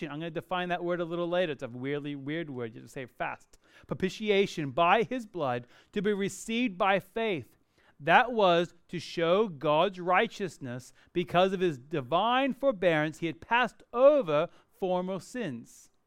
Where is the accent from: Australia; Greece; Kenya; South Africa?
Australia; Perth, Western Australia; moved away as an adult; I was born and raised in Perth, even though I don't sound like it, and I went to the US to go to college.